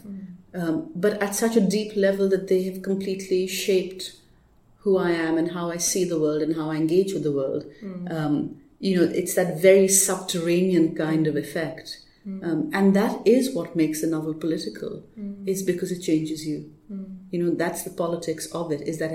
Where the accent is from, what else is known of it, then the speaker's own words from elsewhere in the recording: Pakistan; moved away; I didn't grow up here. I grew up in Pakistan.